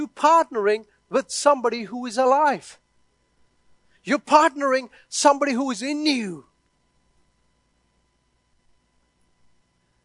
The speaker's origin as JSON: {"language": "English", "country": "India", "tie": "born or raised there", "moved": "yes", "said": "I was born and brought up in India"}